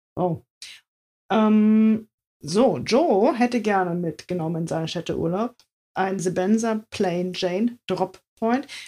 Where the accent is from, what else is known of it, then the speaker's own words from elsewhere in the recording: East Germany, Germany; meine Kindheit in der DDR